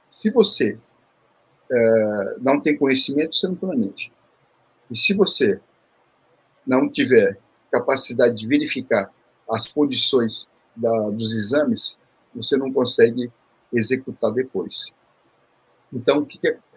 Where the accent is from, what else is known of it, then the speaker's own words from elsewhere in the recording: Seoul, South Korea; born there; Eu, vim da, eu nasci em Seul, na Coreia